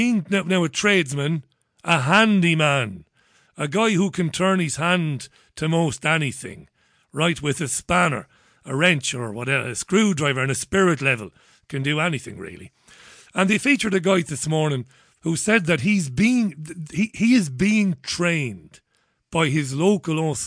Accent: Waterford, Munster, Ireland; I grew up in Ballybeg in Waterford

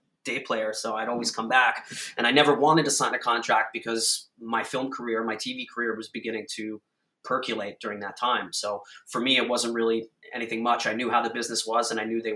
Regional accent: Huntington, New York, United States; my hometown of Huntington

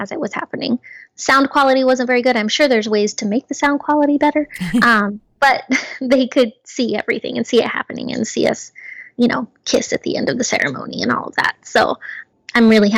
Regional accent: Missouri, United States; my hometown in Missouri

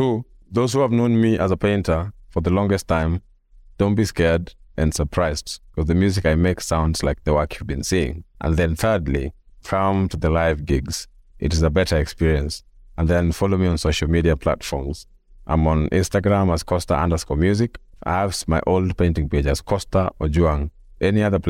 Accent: Kenya; also born or lived in Kisumu, Kenya; now in Nairobi, Kenya; as a Kenyan who has never seen snow

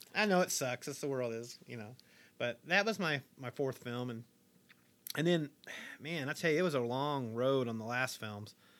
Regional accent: Harlan, Kentucky, United States; I was born in Harlan, Kentucky, nineteen seventy-four

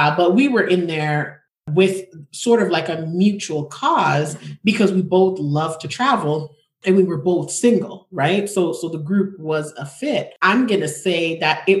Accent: Jamaica; moved away; also born or lived in Toronto, Canada; I wasn't born nor grew up in America. I grew up in the Caribbean. I'm from Jamaica.

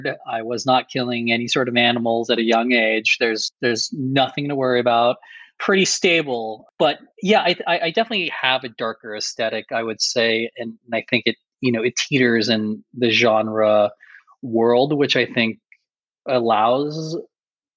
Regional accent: Boston, Massachusetts, United States; I grew up in Boston, Massachusetts

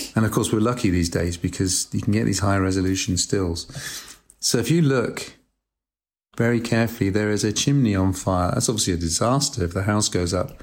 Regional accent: United Kingdom; also born or lived in Macclesfield, England; I was brought up in Britain, and um, there was a period of a few years when I lived in a town called Macclesfield, which is in the north near Manchester

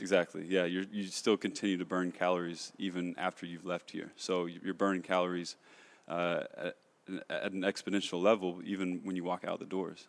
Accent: Kentucky, United States; moved away as an adult; now in Los Angeles, United States; I'm from Kentucky. Uh, grew up there, born and raised.

